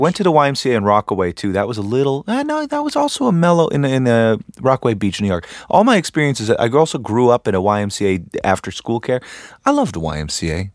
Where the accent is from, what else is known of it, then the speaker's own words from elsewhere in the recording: Canada; now in Los Angeles, United States; I'm from Canada